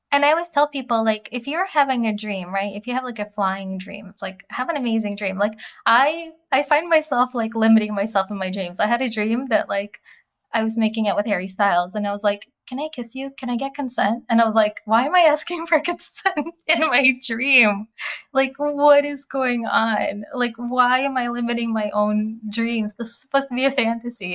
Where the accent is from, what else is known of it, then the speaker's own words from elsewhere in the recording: Russia; moved away; as an immigrant, you know, growing up in Russia with no running water